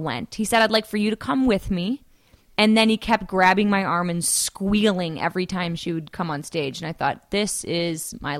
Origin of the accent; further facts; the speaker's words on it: St. Louis, Missouri, United States; also born or lived in Chicago; now in Los Angeles, United States; I didn't think I'd live in LA for more than a year or two. I'm from St. Louis, Missouri, then lived in Chicago. Came out here for a job and a boyfriend at the time.